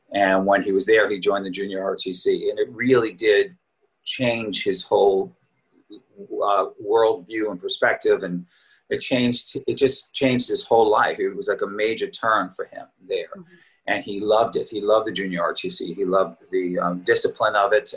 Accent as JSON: {"language": "English", "area": "Long Island", "region": "New York", "country": "United States", "tie": "born or raised there", "also_born_or_lived": "Queens, New York / Boston / Manhattan / Montclair, New Jersey", "moved": "as an adult", "said": "I was born and raised in New York. Uh, I was born in Queens. Uh, I lived there till I was eight years old and grew up on Long Island"}